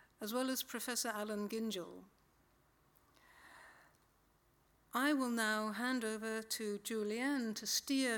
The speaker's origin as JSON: {"language": "English", "country": "United Kingdom", "tie": "born or raised there", "moved": "yes", "lives_now": "Australia", "said": "I was born in Britain"}